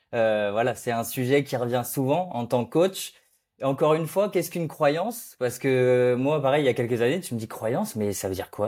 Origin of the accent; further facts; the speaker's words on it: Brittany, France; un Breton